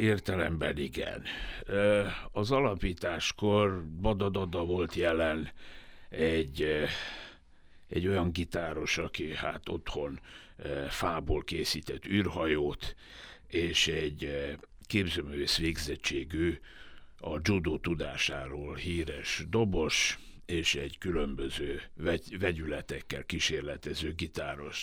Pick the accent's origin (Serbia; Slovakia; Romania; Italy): Serbia; Vojvodina; moved away; vajdasági magyarként